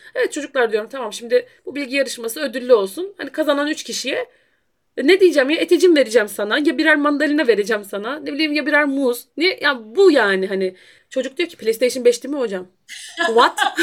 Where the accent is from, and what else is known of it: Black Sea Region, Turkey